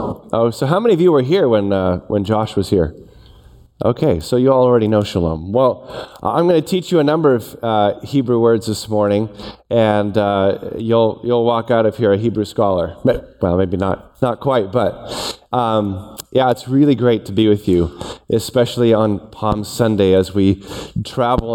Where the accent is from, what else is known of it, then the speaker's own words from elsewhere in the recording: Toronto, Ontario, Canada; I grew up in Toronto.